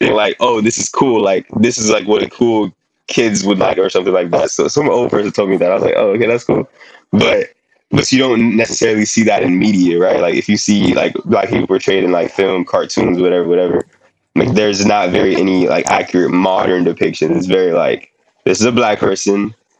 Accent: Haiti; also born or lived in New York; now in Miami, United States; I'm from Haiti

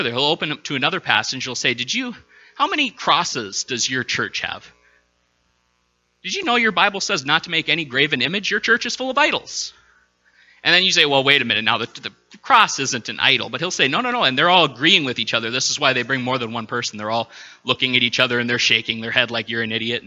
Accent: Minnesota, United States; being a Minnesotan

